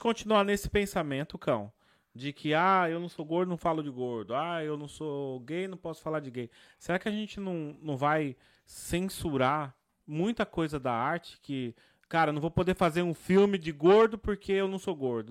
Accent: Brazil; eu gosto de dizer que eu sou brasileiro

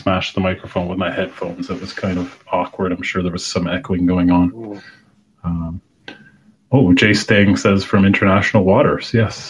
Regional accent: Canada; But I do have a canoe because I'm Canadian.

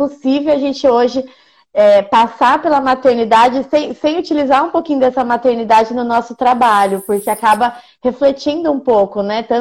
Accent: Indaiatuba, São Paulo, Brazil; Nós quatro somos de Indaiatuba.

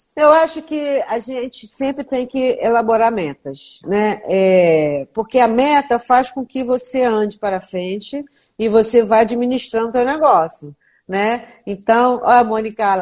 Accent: Volta Redonda, Rio de Janeiro, Brazil; now in Rio de Janeiro, Brazil; eu sou de Volta Redonda

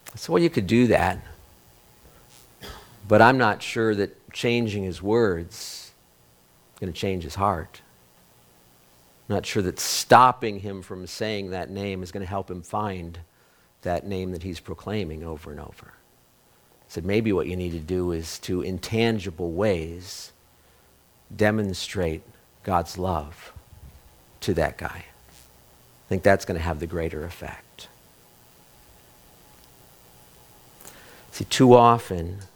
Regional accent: United States; I'm an American

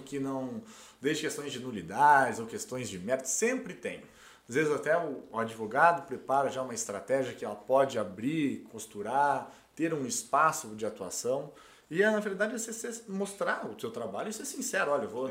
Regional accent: Brazil; also born or lived in Portugal; eu e mais um brasileiro

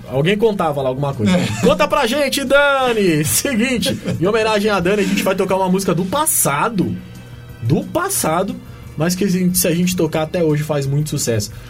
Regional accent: Formiga, Minas Gerais, Brazil; Formiga, lá na minha cidade

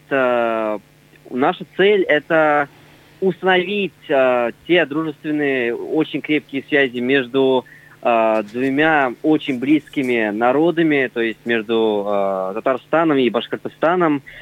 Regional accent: Russia; Нет, знаете, мы вообще народ татары и знаете, это такой народ

